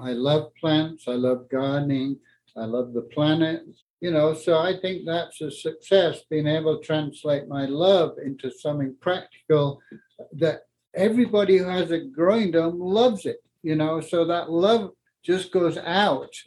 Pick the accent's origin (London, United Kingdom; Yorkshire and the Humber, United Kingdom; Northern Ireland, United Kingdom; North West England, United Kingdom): Yorkshire and the Humber, United Kingdom; moved away as an adult; also born or lived in north of Scotland; now in Colorado, United States; I grew up in England uh, in the war